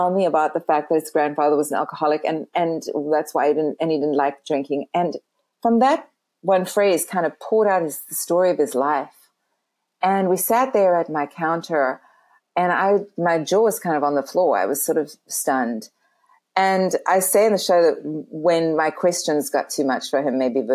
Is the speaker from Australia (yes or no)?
no; Canada; moved away as an adult; also born or lived in California; I'm Canadian and I had to go back to Canada